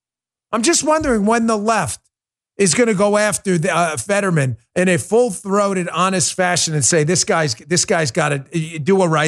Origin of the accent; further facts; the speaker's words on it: New York, United States; moved away; New York, listen, you're my home state for a long time. I grew up in New York.